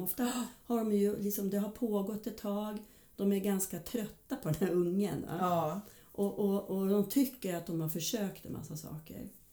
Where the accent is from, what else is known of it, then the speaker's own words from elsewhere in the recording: Hudiksvall, Gävleborg County, Sweden; moved away as an adult; also born or lived in Stockholm; född och uppvuxen i Hudiksvall. Men eh, när jag var ja, 18 tror jag var så flyttade jag till eh, Stockholm